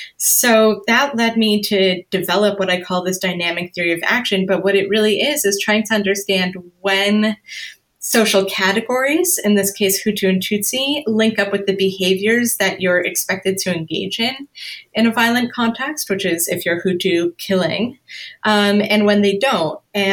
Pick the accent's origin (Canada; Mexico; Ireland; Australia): Canada; now in United States; I'm a woman, I am white, I'm Canadian, I'm Jewish, I'm an American immigrant or an immigrant to the US